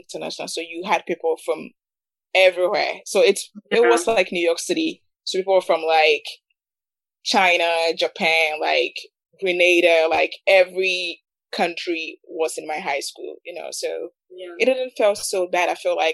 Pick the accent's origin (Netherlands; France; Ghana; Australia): Ghana; now in United States